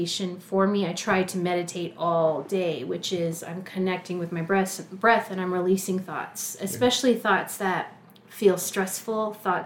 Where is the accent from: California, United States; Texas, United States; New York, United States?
Texas, United States; San Marcos; moved away as an adult; also born or lived in Austin, Texas; now in Lawrence, United States; I came here from Austin. I'm Texas. Originally from a town just south of Austin called San Marcos.